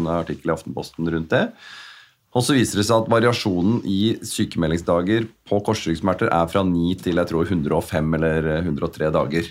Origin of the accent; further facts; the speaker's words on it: Asker, Akershus, Norway; jeg er oppvokst i Asker